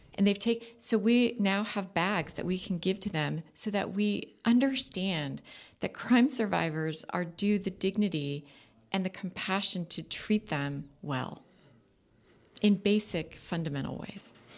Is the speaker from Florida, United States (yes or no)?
no; Orange County, California, United States; also born or lived in Los Angeles; I grew up, I was born in Los Angeles and raised in Orange County